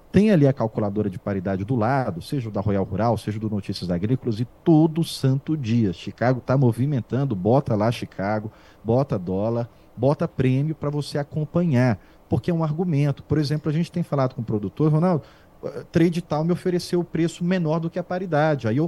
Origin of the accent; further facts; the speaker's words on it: Barbacena, Minas Gerais, Brazil; quando eu era menino em Barbacena, há muitos anos eu vi que vocês tinham essa calculadora.